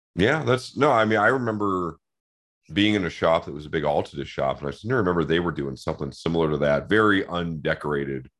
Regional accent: Seattle, Washington, United States; I grew up in Seattle in the nineties

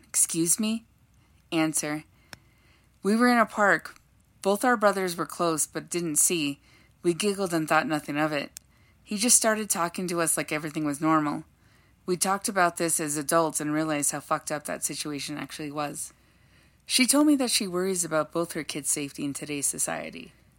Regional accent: Los Angeles, California, United States; We grew up in Los Angeles, California in the 80s and the 90s

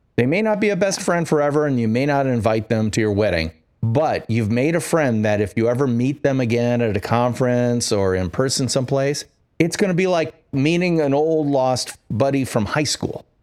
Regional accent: Midwest, United States; I'm from the Midwest

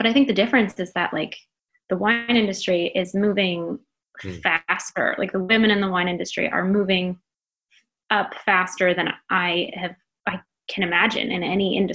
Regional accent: Minnesota, United States; I am from Minnesota

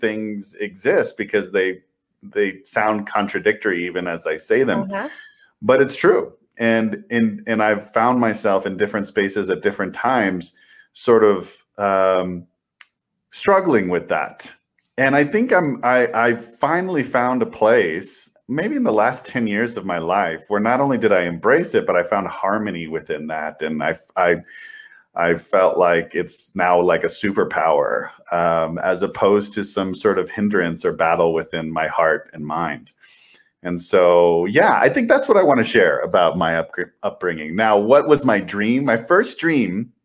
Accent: El Paso, Texas, United States; I grew up in El Paso, Texas

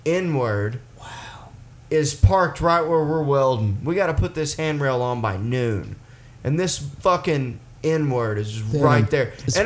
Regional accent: the South, United States; moved away as an adult; also born or lived in Boston; being from the South.

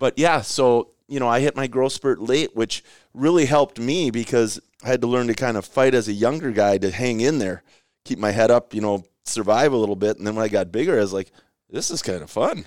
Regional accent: Rochester, Minnesota, United States; I grew up in Rochester

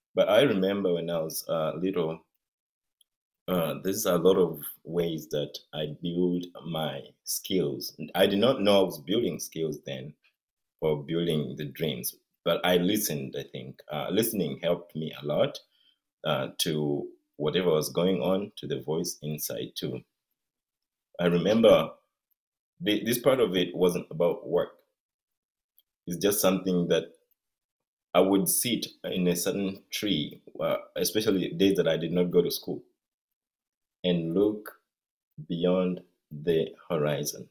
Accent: Mbale, Eastern Region, Uganda; now in Seattle, United States; I come from Uganda and uh, originally from eastern Uganda and Mbale.

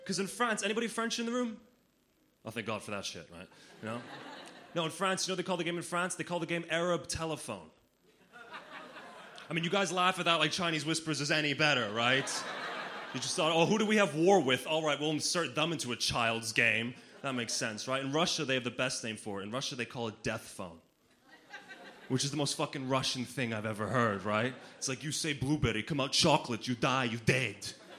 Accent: Slovenia; But I grew up in Slovenia as a child of an only parent, which is kind of interesting.

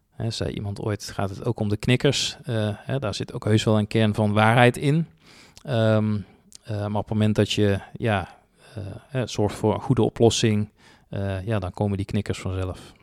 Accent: 's-Hertogenbosch, North Brabant, Netherlands; also born or lived in Tilburg; opgegroeid in Den Bosch, hier ook naar school gegaan

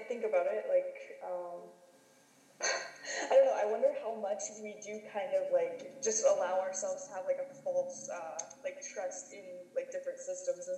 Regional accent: United States; now in Canada; I grew up in the United States

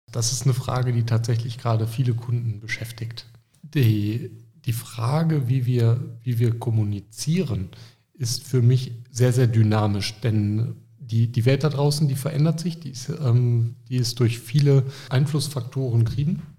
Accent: Düsseldorf, North Rhine-Westphalia, Germany; Wer mich kennt, der weiß, ich bin Düsseldorfer

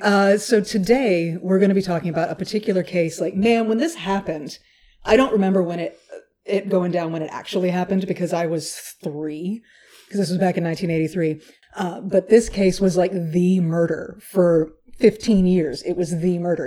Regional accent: Texas, United States; I was born in Texas

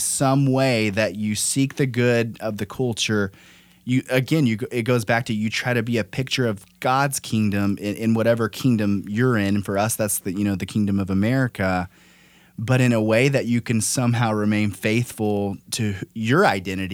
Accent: United States; for me as an American

